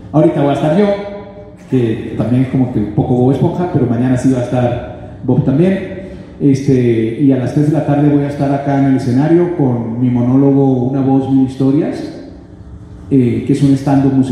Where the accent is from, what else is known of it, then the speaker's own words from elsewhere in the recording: Mexico City, Mexico; eh, soy de Xochimilco